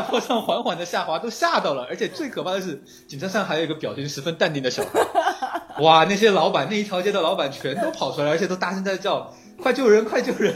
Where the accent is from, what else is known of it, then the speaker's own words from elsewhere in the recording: Chongqing, China; 我是一个重庆人，然后重庆的那个街呢，和前三藩不太一样，它是坡度的，它是有坡度的